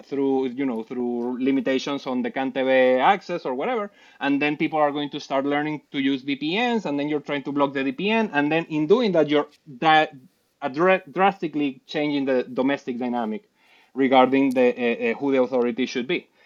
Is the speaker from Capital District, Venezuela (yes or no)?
no; Puerto Ordaz, Bolívar, Venezuela; moved away as an adult; also born or lived in Caracas; I was born in Caracas, raised in Puerto Ordaz, and then moved back